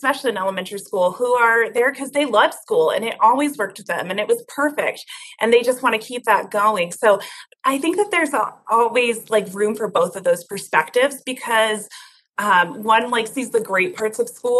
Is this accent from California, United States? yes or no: no; Denver, Colorado, United States; I came back to Denver, my hometown